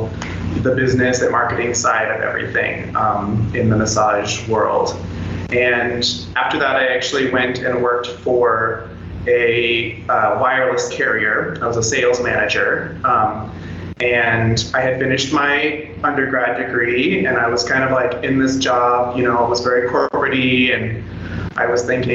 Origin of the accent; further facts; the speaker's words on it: Tucson, Arizona, United States; moved away as an adult; now in Costa Rica; I was attending University of Arizona in Tucson, which is my hometown